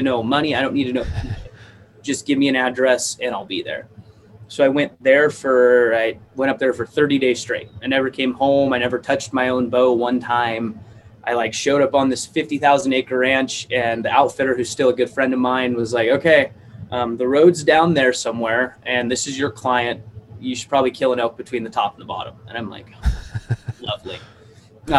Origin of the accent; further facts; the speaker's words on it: Idaho, United States; I grew up in Idaho